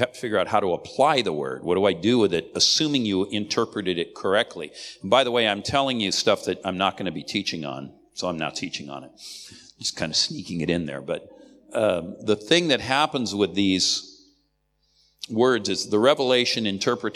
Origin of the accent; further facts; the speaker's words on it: United States; I'm an American